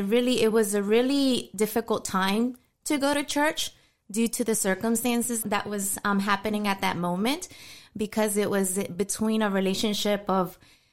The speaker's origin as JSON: {"language": "English", "town": "New York City", "region": "New York", "country": "United States", "tie": "born there", "also_born_or_lived": "Florida", "said": "I was born in New York City, the Bronx. My parents are originally from Mexico. They arrived here to the States from 1984."}